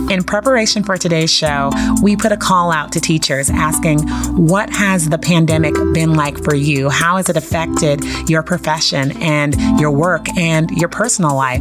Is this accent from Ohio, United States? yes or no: no; San Francisco, California, United States; growing up in San Francisco